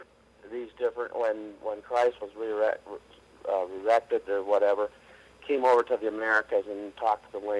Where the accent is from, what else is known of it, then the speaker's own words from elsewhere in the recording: Utah, United States; also born or lived in Murray, Utah; I live in Murray. I've been in Utah most of my life.